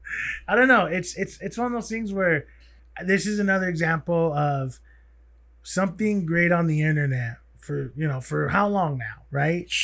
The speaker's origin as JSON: {"language": "English", "country": "United States", "said": "being native, being an American"}